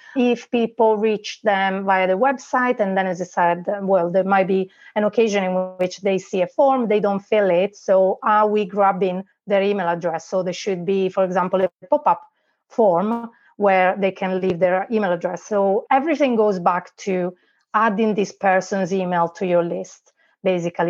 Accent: Italy; English is a second language; moved away as an adult; now in Liverpool, United Kingdom; as you can tell probably from my accent, uh, I'm not from here. I was born in Italy and I moved here uh, 12 years ago now

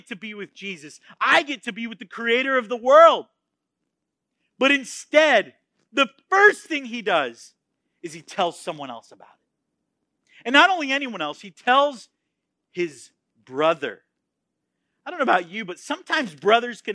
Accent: Florida, United States; moved away as an adult; also born or lived in Texas; I was born in Florida. I was raised in Florida, and I planned on dying in Florida

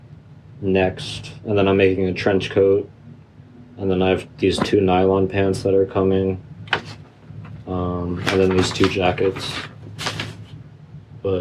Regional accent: Connecticut, United States; I'm from Connecticut

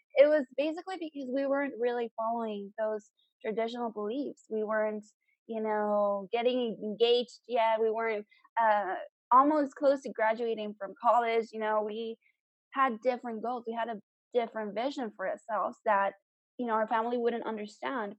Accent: South Texas, United States; I'm from South Texas

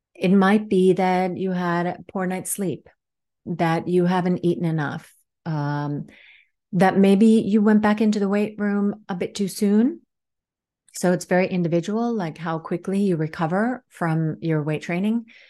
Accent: Washington, District of Columbia, United States; also born or lived in Helsinki area, Finland / Dartmouth College, New Hampshire; now in Helsinki, Finland; I grew up in Washington, D C, but live here in Helsinki area in Finland right now.

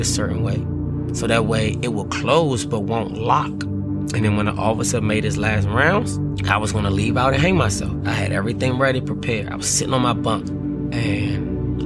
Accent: Washington, District of Columbia, United States; growing up in Washington, D.C., the neighborhood, it was called Paradise

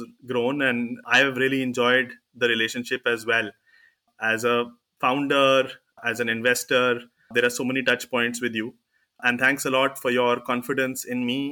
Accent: Delhi, India; I was born in Delhi, you know, grew up in Delhi and did my schooling and college here

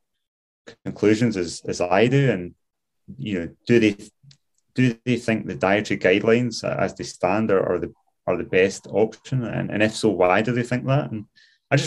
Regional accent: Glasgow, Scotland, United Kingdom; moved away as an adult; now in Scottish Highlands, United Kingdom; I grew up in Glasgow

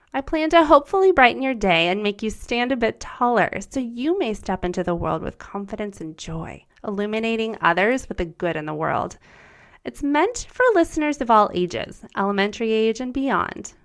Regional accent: United States; first language German; English is a second language; My first language was German. I was born in America, and I experienced growing up with two cultures

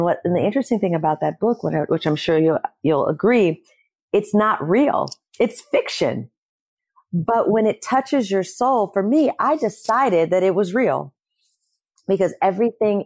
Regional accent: Detroit, Michigan, United States; moved away; also born or lived in Los Angeles; I come from two hustlers from Detroit, Michigan

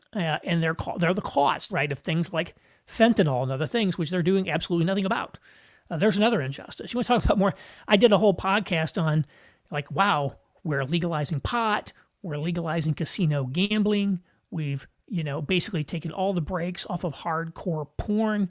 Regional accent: United States

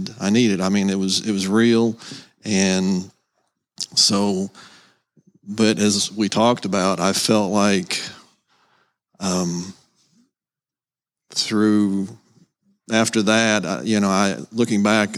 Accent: Seymour, United States; I'm currently living in Seymour. That's where I'm from, basically

